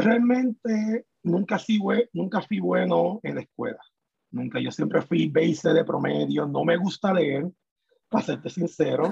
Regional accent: Puerto Rico; moved away as an adult; yo me fui de Puerto Rico

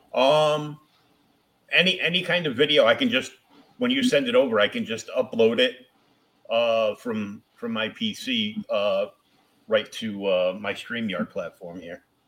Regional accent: Boston, Massachusetts, United States; I'm from Boston

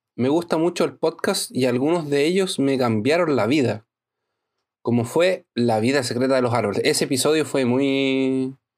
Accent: La Serena, Coquimbo, Chile; now in Brazil; Yo viví toda mi infancia en La Serena

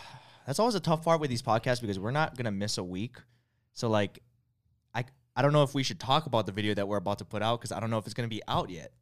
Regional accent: Hawaii, United States; growing up in Hawaii

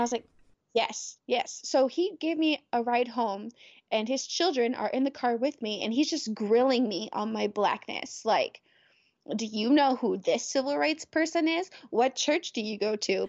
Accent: the South, United States; moved away as an adult; my experiences growing up in the South

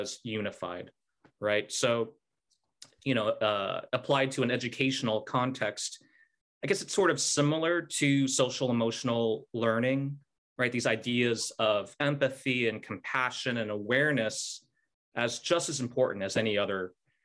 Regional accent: Salt Lake City, Utah, United States; moved away; I grew up in Salt Lake City, Utah

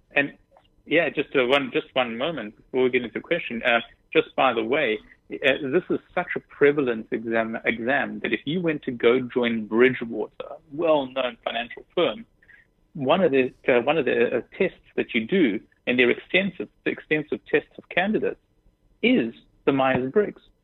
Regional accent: South Africa; moved away as an adult; also born or lived in Israel; now in New York, United States; Born in Israel, grew up in South Africa, and moved to the United States about six years ago

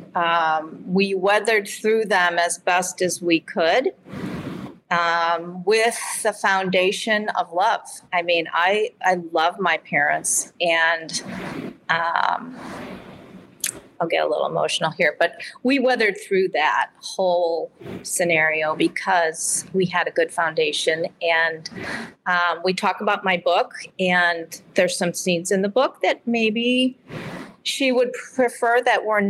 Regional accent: Midwest, United States; accent: Midwest; also born or lived in Michigan City, Indiana / Chicago; my Midwest accent

